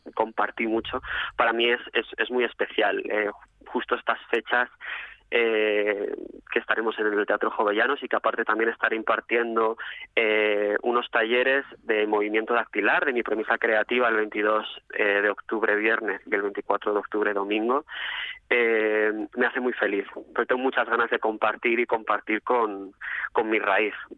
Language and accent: Spanish; Mieres, Asturias, Spain; moved away as an adult; now in Madrid, Spain; Mi tierra natal, sí. Yo soy de nacido en Mieres